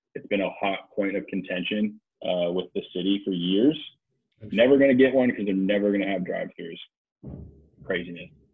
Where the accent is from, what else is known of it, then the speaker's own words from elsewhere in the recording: San Luis Obispo, California, United States; I grew up in San Luis Obispo, California